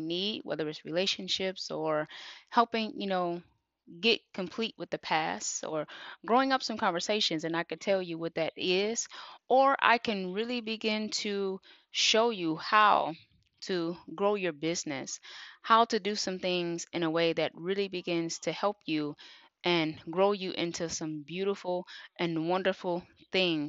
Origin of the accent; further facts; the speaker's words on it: Detroit, Michigan, United States; I am from Detroit, Michigan, born and raised.